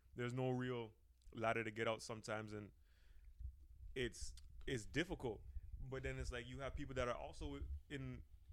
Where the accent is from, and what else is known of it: Toronto, Ontario, Canada